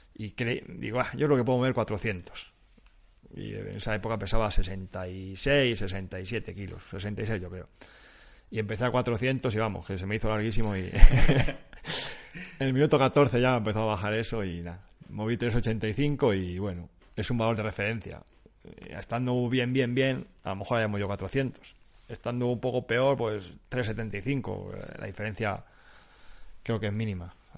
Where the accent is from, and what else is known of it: Spain